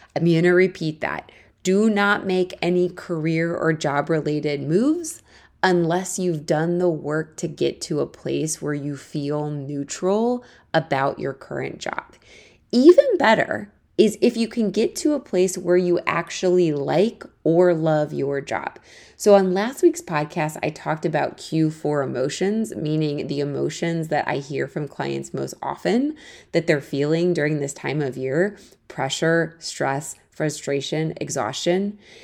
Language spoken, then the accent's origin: English; Akron, Ohio, United States; moved away as an adult; also born or lived in Missouri; now in New York City, United States; I'm originally from Ohio. I grew up there until I went to college at the University of Missouri to study journalism